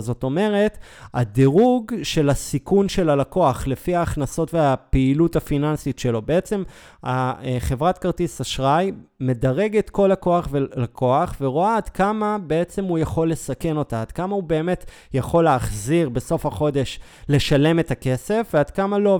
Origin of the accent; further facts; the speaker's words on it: Israel; אנחנו ישראלים